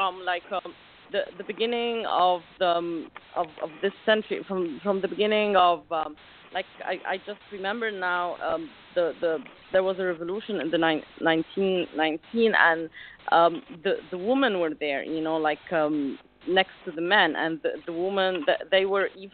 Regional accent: Alexandria, Alexandria Governorate, Egypt; I come from Alexandria, Egypt, which is like a little city on the beach

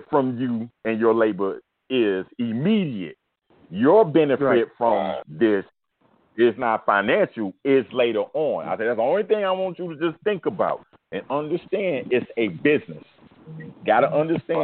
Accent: Miami, Florida, United States; I'm from Liberty City.

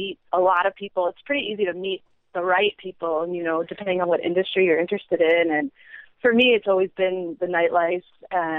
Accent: Washington, United States; now in Honolulu, United States; I grew up in Washington State

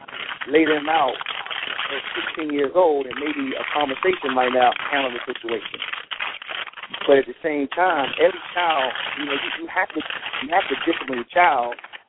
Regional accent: North Carolina, United States; You know, because when I grew up in North Carolina.

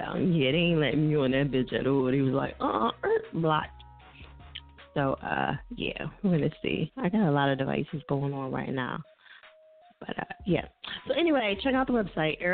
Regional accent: New Jersey, United States; I'm from Jersey. That's what we do. We mispronounce everything.

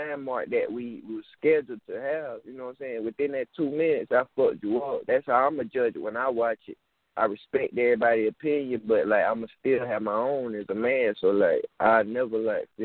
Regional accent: Marion, South Carolina, United States; I'm from Marion, South Carolina

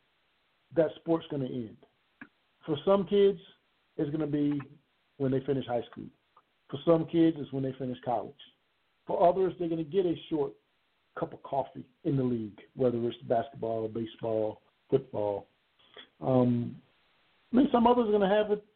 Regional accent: Conway, South Carolina, United States; Down in Conway, South Carolina, which is my hometown

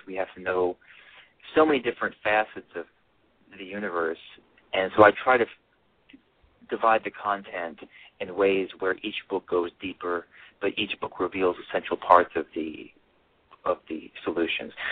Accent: Alabama, United States; my mother's Korean, and I grew up in Alabama

